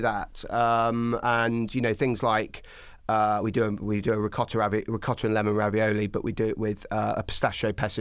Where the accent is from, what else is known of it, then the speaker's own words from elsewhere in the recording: Skegness, East Midlands, United Kingdom; moved away; I'm originally from Skegness in Lincolnshire